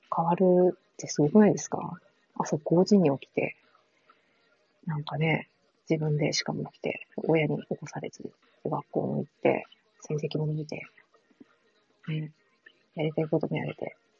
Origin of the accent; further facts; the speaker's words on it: Fukuoka, Japan; 九州、同じです。私、福岡です